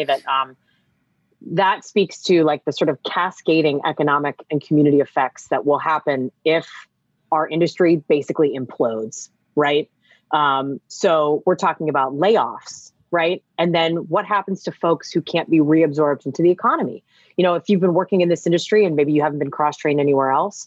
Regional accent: Pittsburgh, Pennsylvania, United States; moved away; also born or lived in Washington, D.C.; I'm from Pittsburgh, if I can give a shout out, but I lived in DC for about like 18 years

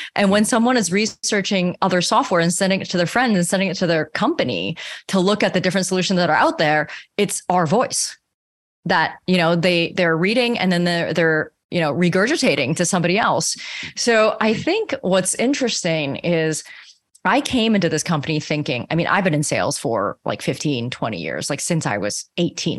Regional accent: Canada; I'm also Canadian

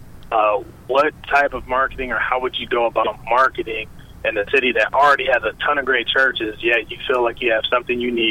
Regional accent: Cleveland, Ohio, United States; moved away as an adult; now in Tampa, United States; we're not from here, we're from Cleveland

